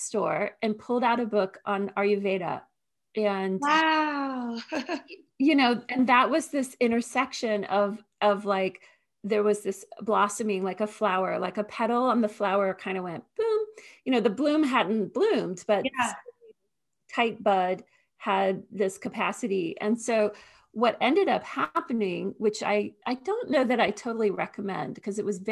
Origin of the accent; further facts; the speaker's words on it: Northern Virginia, United States; I grew up in Northern Virginia, suburb of Washington, D.C.